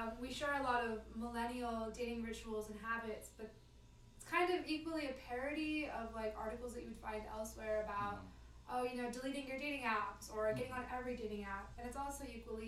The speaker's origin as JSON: {"language": "English", "country": "United States", "said": "as an Indian American female"}